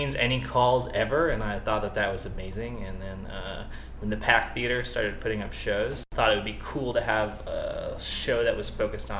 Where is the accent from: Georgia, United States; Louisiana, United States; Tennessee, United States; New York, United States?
New York, United States; New York City; also born or lived in Buffalo; I grew up in New York City